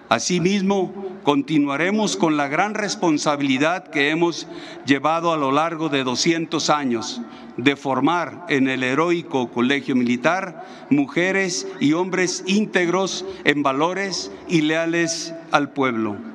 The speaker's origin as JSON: {"language": "Spanish", "country": "Mexico"}